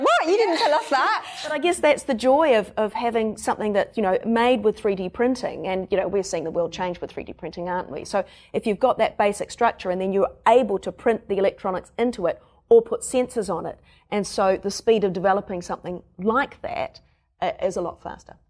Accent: New Zealand; accent: Kiwi; my Kiwi accent

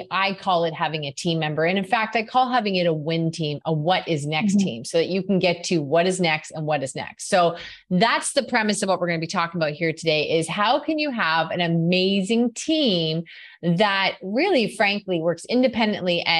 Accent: Canada; in Canada, we're known for being pretty nice too

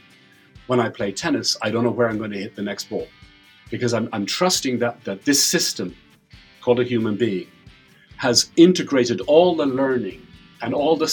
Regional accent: Ireland; I'm Irish

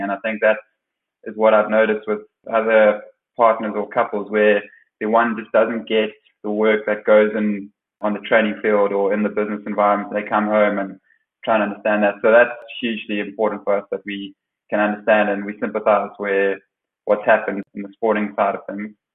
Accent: South Africa; now in The Hague, Netherlands; my last sort of 12 years as a South African player

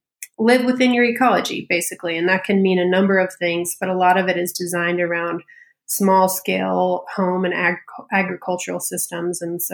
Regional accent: Colorado, United States; also born or lived in California; So I grew up in Colorado mostly, but moved a lot as a kid. So bounced back and forth between California and Colorado a lot.

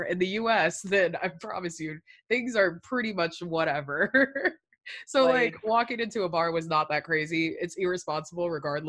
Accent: Virginia, United States; We're both from Virginia. We both were in both the public school system at the same time in Virginia.

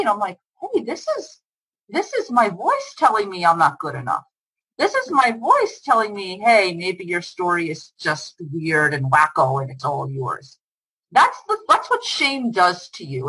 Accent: United States; moved away as an adult; also born or lived in Israel; my home country

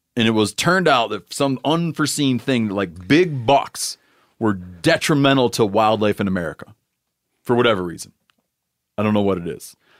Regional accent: Michigan, United States; it's my home state

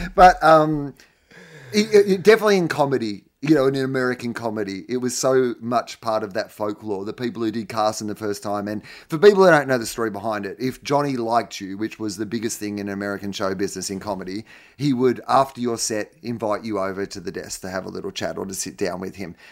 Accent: Australia

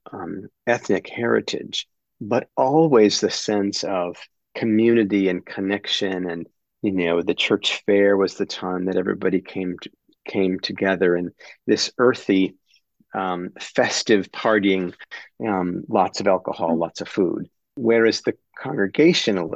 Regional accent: Upper Peninsula of Michigan, United States; now in Maine, United States; I grew up in a very small town, really a hamlet of 22 houses and a few businesses in the Upper Peninsula of Michigan

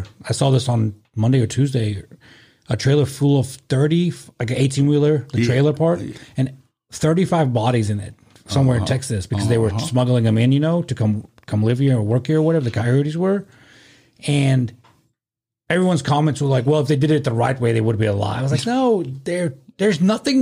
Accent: South Africa; moved away; growing up in South Africa at my aunt's dry cleaner

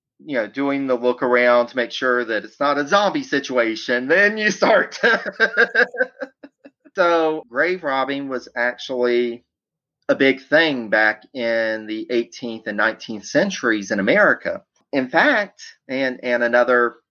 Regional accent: Louisiana, United States; moved away; I'm originally from Louisiana

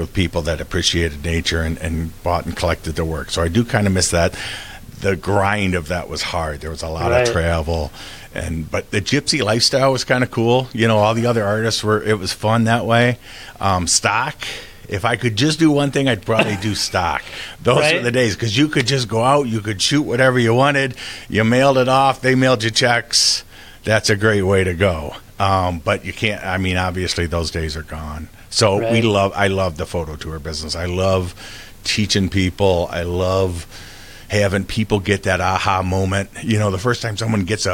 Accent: Kalamazoo, Michigan, United States; now in Howell, United States; I'm from Michigan. I've been here most of my life. My family brought me here when I was a toddler. I grew up on the west side of Michigan in Kalamazoo

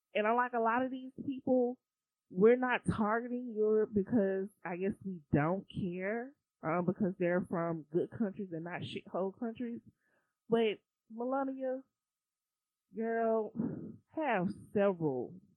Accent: United States; I'm American

